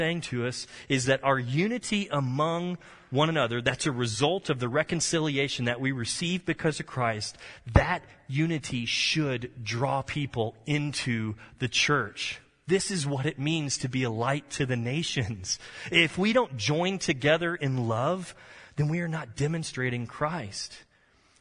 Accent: Texas, United States; I'm a Texan

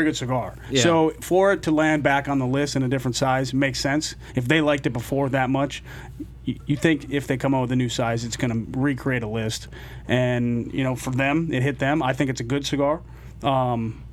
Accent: Minnesota, United States; moved away; somebody that grew up there, lived in Minneapolis, north of Minneapolis for 23 years

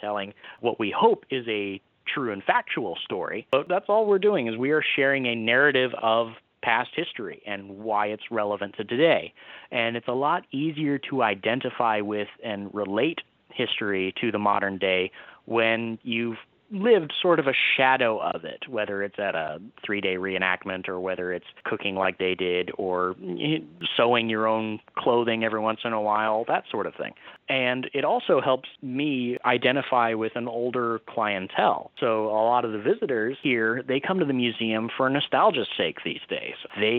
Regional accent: Micanopy, Florida, United States; I grew up in Micanopy, Florida, and there's an organization out there called the Micanopy Regulars.

